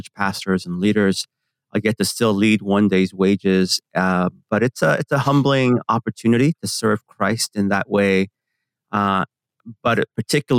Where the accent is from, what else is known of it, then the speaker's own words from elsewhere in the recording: San Francisco, California, United States; English is a second language; I grew up in San Francisco, in the Bay Area